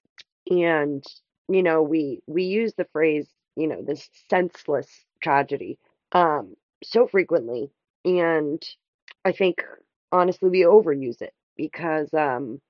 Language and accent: English; United States